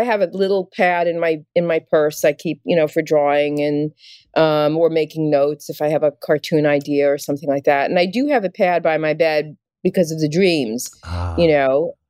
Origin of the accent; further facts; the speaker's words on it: New York City, New York, United States; I am from, I think it's called Kensington now.